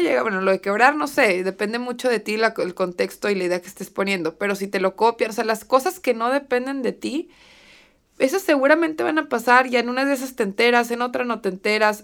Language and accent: Spanish; Torreón, Coahuila, Mexico; en ciudades como Torreón, que es de donde yo soy